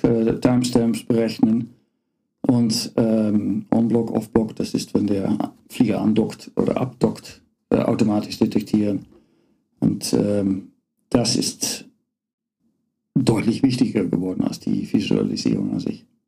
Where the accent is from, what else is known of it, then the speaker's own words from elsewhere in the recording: Netherlands; German is a second language; moved away as an adult; also born or lived in Karlsruhe, Germany; now in Aachen, Germany; ich bin Holländer bin nicht nur Holländer, äh, bin nicht nur Niederländer, ich bin auch Holländer, echt Holländer